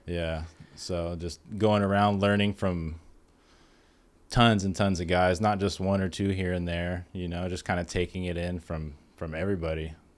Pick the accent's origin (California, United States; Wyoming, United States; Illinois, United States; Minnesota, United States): California, United States; San Diego; I grew up in Ocean Beach, right there next to Point Loma.